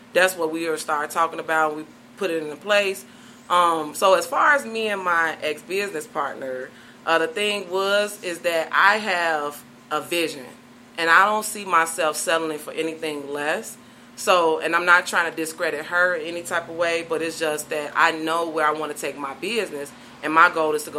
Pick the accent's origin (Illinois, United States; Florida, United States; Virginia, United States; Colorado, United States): Illinois, United States; Chicago